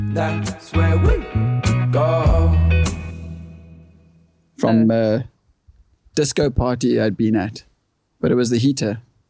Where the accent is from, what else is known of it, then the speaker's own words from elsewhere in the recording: Kommetjie, Western Cape, South Africa; first language English; growing up in Korm